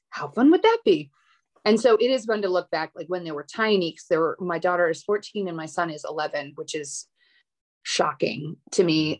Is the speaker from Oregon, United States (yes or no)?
no; Minneapolis, Minnesota, United States; I grew up in Minneapolis